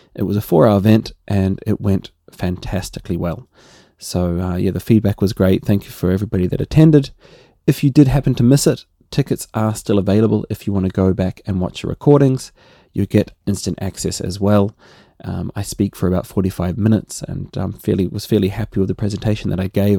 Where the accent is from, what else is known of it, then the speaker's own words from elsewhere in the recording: New Zealand; accent: Kiwi; my Kiwi accent